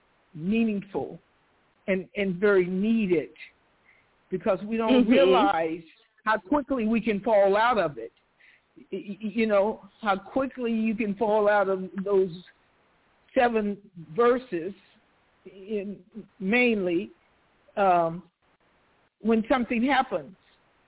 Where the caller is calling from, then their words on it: Stockton, California, United States; Stockton, California.